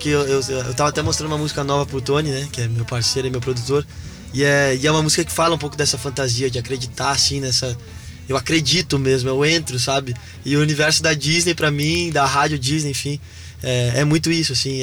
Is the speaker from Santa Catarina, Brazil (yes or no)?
yes; Balneário Camboriú, Santa Catarina, Brazil; also born or lived in Novo Hamburgo, Rio Grande do Sul; eu sou gaúcho de Novo Hamburgo, mas cresci em Balneário Camboriú